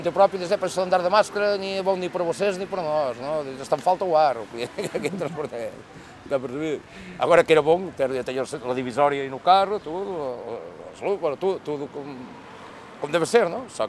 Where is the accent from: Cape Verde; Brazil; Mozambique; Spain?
Spain; now in Lisbon, Portugal; eu sou espanhol.